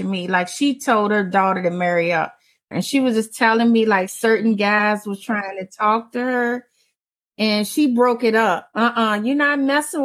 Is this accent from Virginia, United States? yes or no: yes; Emporia, Virginia, United States; I'm from Emporia, Virginia